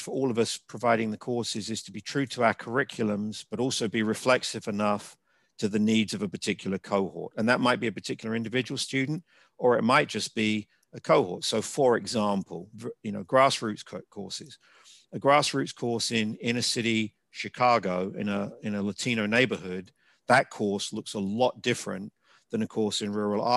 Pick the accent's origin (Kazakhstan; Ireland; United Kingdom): United Kingdom; England; moved away as an adult; now in United States; as an English university student